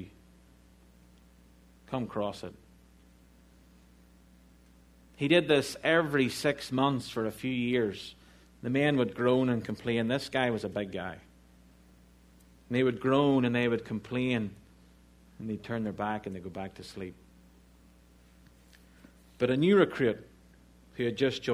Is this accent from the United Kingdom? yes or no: no; Ireland; moved away; I'm Irish